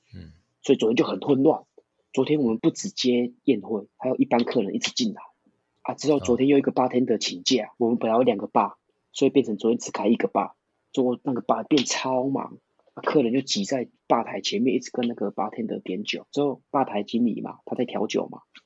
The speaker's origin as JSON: {"language": "Chinese", "country": "Taiwan", "tie": "born or raised there", "first_language": "Taiwanese Hokkien", "second_language": "Chinese", "moved": "as an adult", "lives_now": "Australia", "said": "就一直在小渔村长大"}